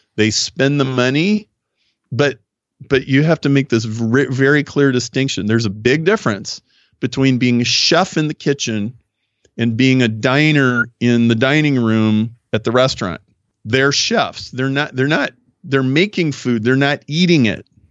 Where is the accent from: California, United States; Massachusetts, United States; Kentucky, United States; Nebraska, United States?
Nebraska, United States; now in Chicago, United States; I grew up in Nebraska, I live in Chicago, so I'm a very Midwestern guy